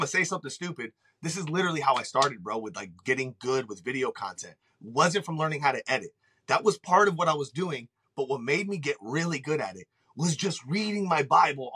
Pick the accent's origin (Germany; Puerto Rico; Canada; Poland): Puerto Rico; I'm Puerto Rican